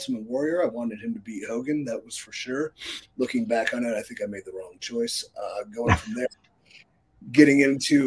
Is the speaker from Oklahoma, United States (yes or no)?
no; Cleveland, Ohio, United States; my hometown of Cleveland, Ohio